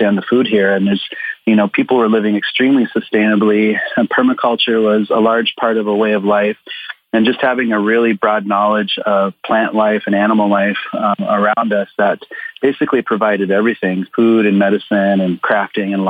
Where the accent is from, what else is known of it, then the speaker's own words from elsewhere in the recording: Pine Ridge Reservation, South Dakota, United States; moved away as an adult; also born or lived in Black Hills, South Dakota; now in Minneapolis, United States; I grew up on Pine Ridge Reservation in South Dakota.